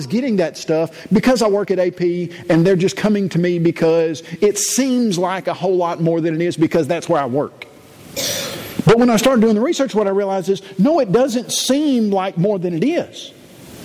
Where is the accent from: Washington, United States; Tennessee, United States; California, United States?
Tennessee, United States; Columbia; grew up in Columbia, Tennessee